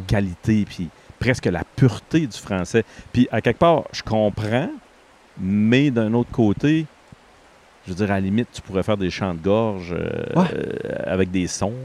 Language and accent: French; Quebec, Canada; moved away as an adult; en tant que Québécois, avant de sortir du Québec, j'avais zéro conscience